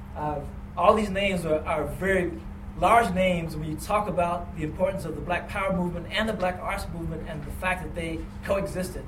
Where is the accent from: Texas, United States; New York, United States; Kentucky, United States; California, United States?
Kentucky, United States; I'm from Kentucky